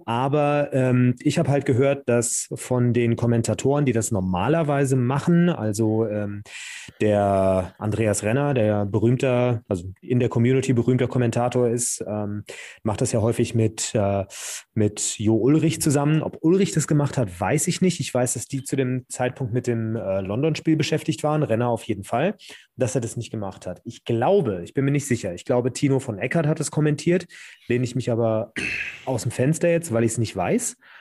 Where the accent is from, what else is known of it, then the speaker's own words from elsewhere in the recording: Hesse, Germany; accent: Hessian; ich selber bin ja Hesse